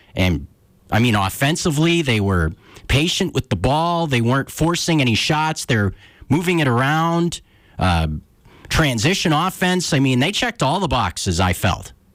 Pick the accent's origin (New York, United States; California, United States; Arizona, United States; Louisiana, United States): California, United States; Northern; moved away; I grew up in Northern California